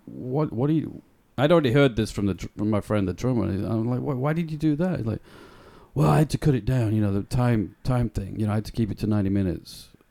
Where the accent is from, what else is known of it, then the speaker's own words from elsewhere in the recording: Bradford, Yorkshire and the Humber, United Kingdom; moved away; a band called … from my hometown in England.